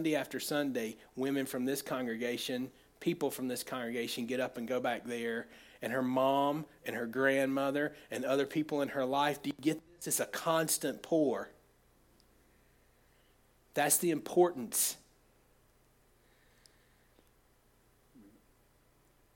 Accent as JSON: {"language": "English", "country": "United States", "tie": "born or raised there", "said": "I grew up in Oconee County, lived in Oconee County all my life"}